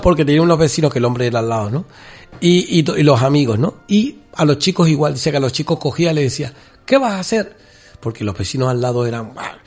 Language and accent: Spanish; Canary Islands, Spain; nuestra canariedad